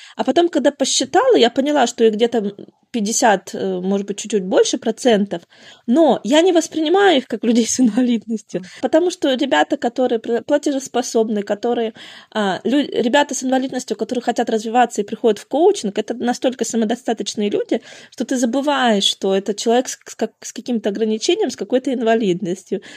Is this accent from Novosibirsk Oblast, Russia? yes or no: no; Murmansk, Murmansk Oblast, Russia; now in Mikhaylov, Russia; Родом я вообще из Заполярного Мурманска. Потом шесть лет жила в Орловской